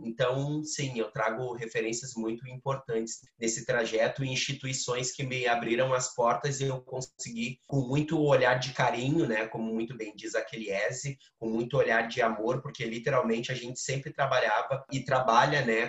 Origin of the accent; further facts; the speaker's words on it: Porto Alegre, Rio Grande do Sul, Brazil; also born or lived in Mapa, Parada 3; eu fui morar com o meu pai ali com seis anos, sete anos. E desde então virei morador do Morro da Cruz.